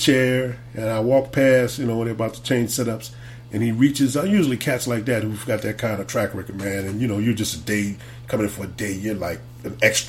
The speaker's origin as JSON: {"language": "English", "town": "New Orleans", "region": "Louisiana", "country": "United States", "tie": "born or raised there", "also_born_or_lived": "Los Angeles", "moved": "as an adult", "said": "because it's my hometown, New Orleans. Right. And I was gone for about 10, 11 years. And I got to come back and make a living."}